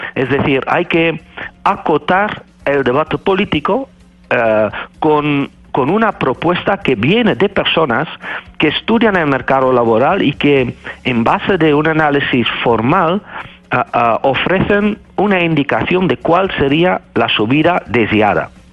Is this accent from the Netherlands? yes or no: yes; Netherlands; Spanish is a second language; moved away as an adult; now in Spain; soy un holandés que vive desde 2001 y enseño en, en España